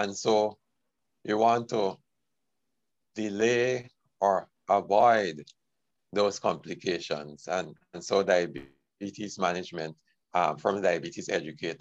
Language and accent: English; Georgetown, Demerara-Mahaica, Guyana; moved away as an adult; also born or lived in Jamaica / Trinidad; I was born in Georgetown, Guyana, and did my training in nursing in Guyana.